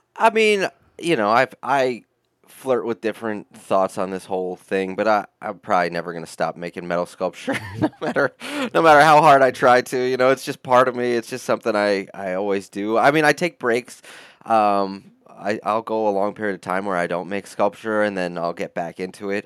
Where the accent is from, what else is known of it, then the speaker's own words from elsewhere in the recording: upstate New York, United States; I grew up in upstate New York, about two hours north of the city, mixed with uh, a lot of time in the city itself, in New York City